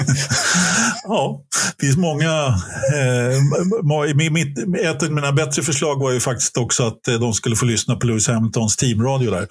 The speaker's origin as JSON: {"language": "Swedish", "town": "Stockholm", "region": "Stockholm County", "country": "Sweden", "tie": "born or raised there", "said": "Jag är, jag är stockholmare i åttonde generationen. Jag är, jag är, född på Söder. Jag är inte riktigt uppväxt på Söder, men jag är uppväxt söder om Söder."}